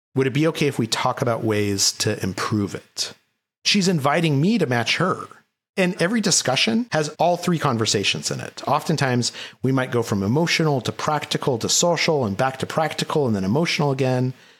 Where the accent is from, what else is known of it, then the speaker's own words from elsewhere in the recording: Albuquerque, New Mexico, United States; Albuquerque, New Mexico. I went to Valley High School